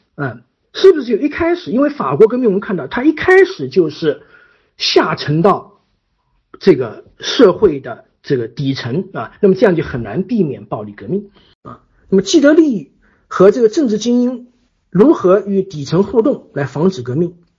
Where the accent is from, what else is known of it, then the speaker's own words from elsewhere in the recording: China; 因为我们是从计划经济过来的，啊，我们的经济权利不受保护